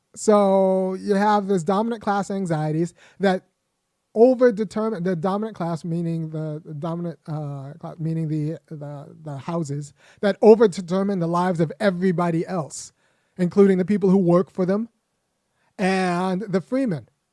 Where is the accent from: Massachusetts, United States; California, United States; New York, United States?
California, United States; as a young boy growing up in California